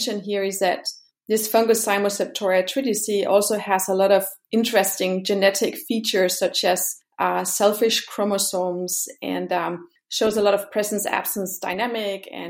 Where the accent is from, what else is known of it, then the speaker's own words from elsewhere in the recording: Denmark; also born or lived in Brazil / Switzerland; now in Kiel, Germany; I am originally from Denmark.